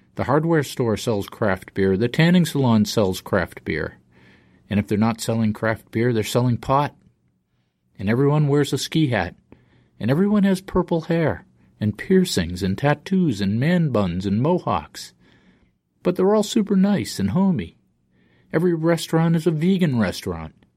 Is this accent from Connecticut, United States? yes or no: no; Boston, Massachusetts, United States; I'm from Boston. I grew up in the seventies